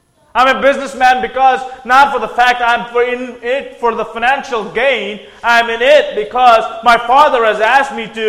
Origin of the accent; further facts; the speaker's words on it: Andhra Pradesh, India; moved away as an adult; also born or lived in Tennessee, United States; Andhra Pradesh, the state I'm from